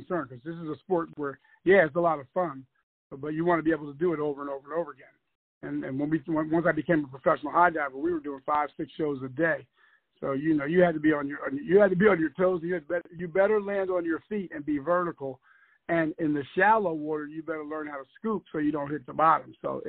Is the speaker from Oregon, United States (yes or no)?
no; East Orange, New Jersey, United States; And he was a physical director at the several YMCAs up in New Jersey, where I'm from. I'm from East Orange, New Jersey. And so he was a physical director at the YMCAs, and I grew up at the YMCA.